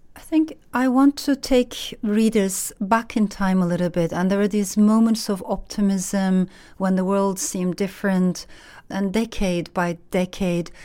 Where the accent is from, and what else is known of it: Turkey; born or raised there; moved away; also born or lived in Strasbourg, France